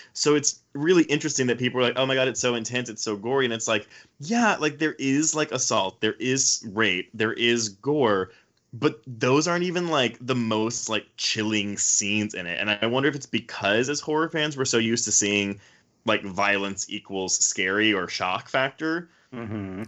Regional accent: Houston, Texas, United States; I grew up in Houston

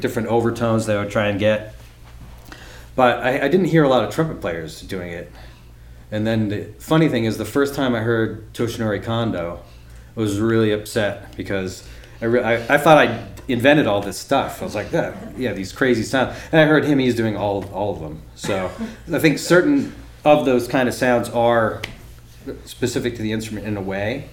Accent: Massachusetts, United States; also born or lived in Baltimore; I grew up in Massachusetts

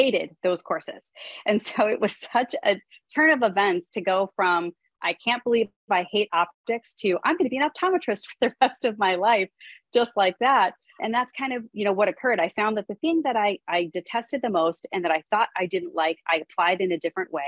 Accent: Pittsburgh, Pennsylvania, United States; I'm from Pittsburgh

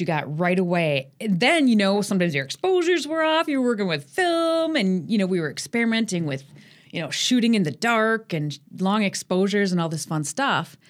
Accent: Sheboygan, Wisconsin, United States; moved away as an adult; also born or lived in Milwaukee; what brought me to Milwaukee, because I grew up in Sheboygan

